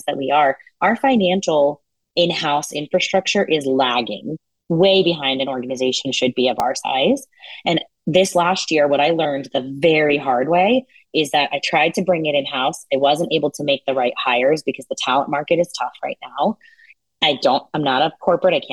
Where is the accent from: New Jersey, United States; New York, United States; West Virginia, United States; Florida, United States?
New Jersey, United States; also born or lived in India / Belmar, New Jersey; I grew up in New Jersey. I was actually born in India, but my parents ultimately settled here.